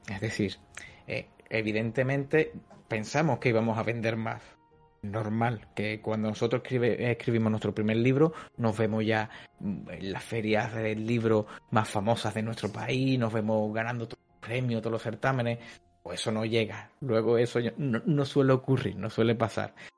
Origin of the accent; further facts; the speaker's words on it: Cádiz, Andalusia, Spain; en la ciudad de Cádiz, que es una ciudad de aquí del sur de España, que es de donde soy yo